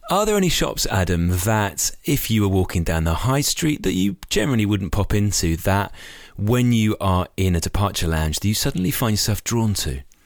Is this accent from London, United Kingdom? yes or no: no; Knutsford, North West England, United Kingdom; my hometown of Knutsford